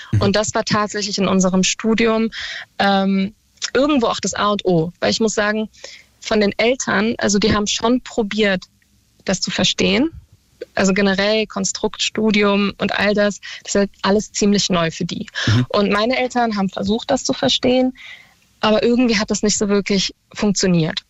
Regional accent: Berlin, Germany; ich komme aus Berlin und war im Tiergarten auf einer Schule

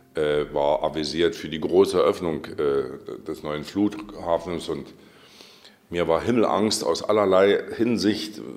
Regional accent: Saxony, Germany; moved away as an adult; now in Brandenburg, Germany; In Sachsen, da wo ich herkomme

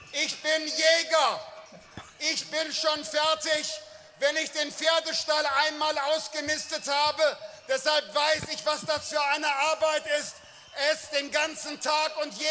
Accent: Bergisches Land, North Rhine-Westphalia, Germany; Ich komme aus dem Bergischen Land. Ich bin neben Wiesen, Feldern und dem Wald aufgewachsen.

